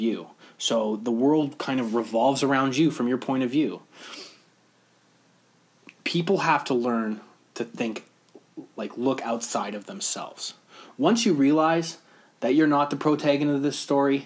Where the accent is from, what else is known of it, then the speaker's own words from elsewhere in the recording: Canada; us being Canadian